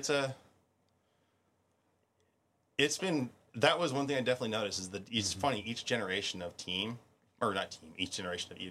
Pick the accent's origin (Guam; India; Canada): Guam; I I am so thankful that I was raised in Guam.